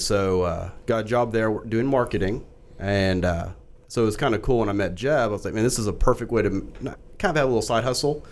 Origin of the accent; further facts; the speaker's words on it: Fort Worth, Texas, United States; now in Frisco, United States; I grew up in Fort Worth